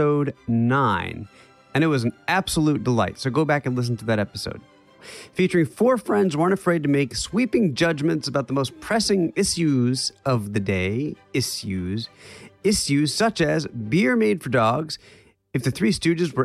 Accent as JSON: {"language": "English", "region": "New York", "country": "United States", "moved": "yes", "said": "as a New Yorker"}